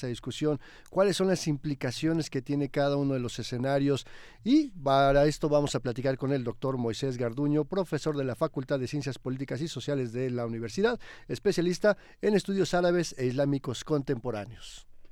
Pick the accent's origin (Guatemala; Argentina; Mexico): Mexico; acá en México